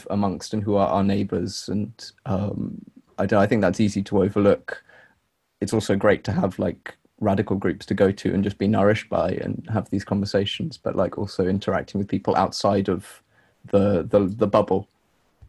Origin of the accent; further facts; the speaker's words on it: London, United Kingdom; coming from like London and growing up in London. I've grown up in like post or during neoliberal London